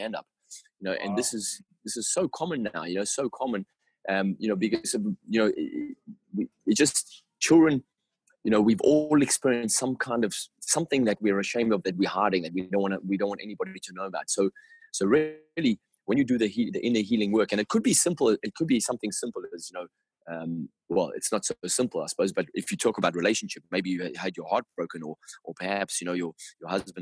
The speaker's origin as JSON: {"language": "English", "town": "Durban", "region": "KwaZulu-Natal", "country": "South Africa", "tie": "born or raised there", "said": "I grew up in South Africa"}